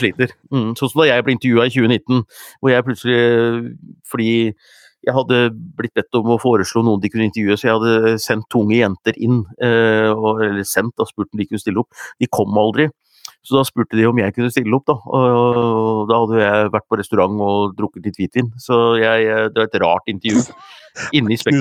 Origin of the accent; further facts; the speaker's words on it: Gjøvik, Innlandet, Norway; jeg er fra Gjøvik